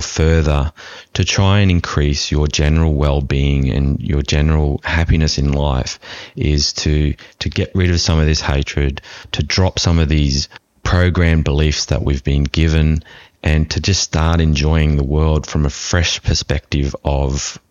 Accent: Australia; having being an Australian

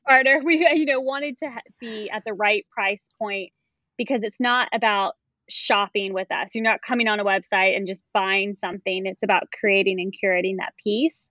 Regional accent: Raleigh, North Carolina, United States; I'm from Raleigh, North Carolina

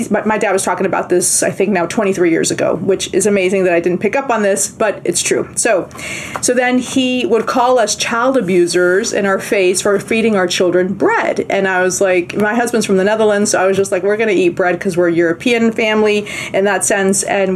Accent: Bolivia; moved away; we're from South America, from Bolivia

